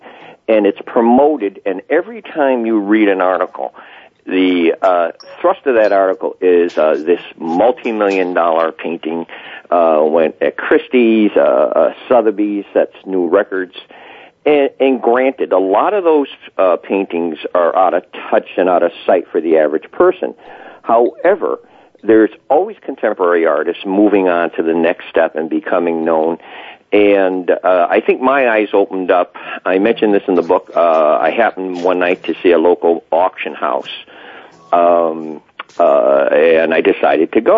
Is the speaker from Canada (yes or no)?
no; Connecticut, United States; also born or lived in Wilbraham, Massachusetts; came down back to Connecticut, my home state